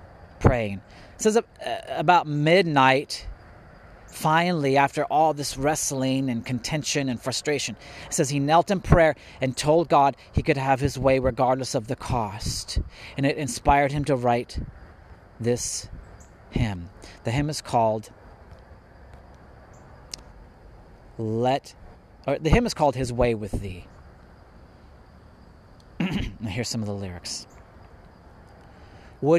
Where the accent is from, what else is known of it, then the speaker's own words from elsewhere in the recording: Indiana, United States; also born or lived in California; I was born in California, but I grew up in Indiana. So I consider myself an Indiana boy